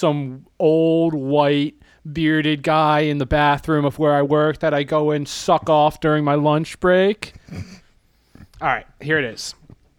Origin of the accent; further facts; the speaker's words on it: Boston, Massachusetts, United States; We're from Southie. We're from in Southie. We do a little things differently.